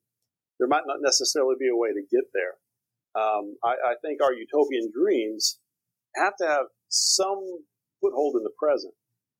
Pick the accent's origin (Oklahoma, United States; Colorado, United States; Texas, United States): Texas, United States; East; moved away as an adult; also born or lived in Turkey / California; now in Beirut, Lebanon; As you may or may not be able to tell from my accent, I'm from Texas. I'm originally from a small town in East Texas